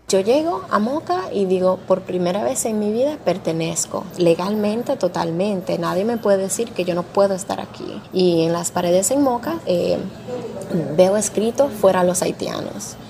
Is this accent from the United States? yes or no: yes; Arizona, United States; moved away as an adult; now in Dominican Republic; yo crecí en Arizona